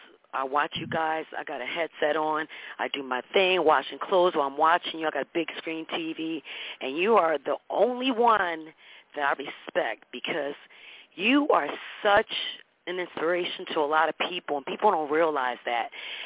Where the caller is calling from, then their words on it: Florida, United States; I'm calling from Florida. I've been all around the world.